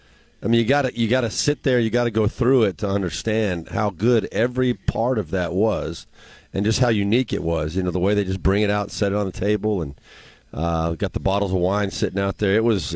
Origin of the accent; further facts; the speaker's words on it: Southern California, United States; moved away; I grew up in Southern California